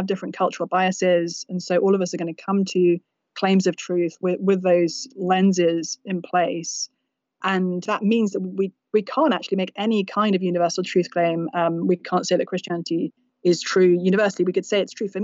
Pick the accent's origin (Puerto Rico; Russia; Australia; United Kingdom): United Kingdom; also born or lived in England; now in United States; So I come from the UK originally, as you may discern from my unusual accent